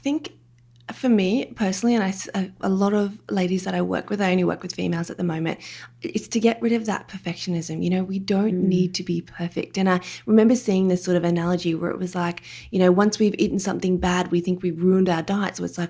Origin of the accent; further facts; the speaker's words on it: Australia; accent: Australian; have a listen if you don't mind my Australian accent.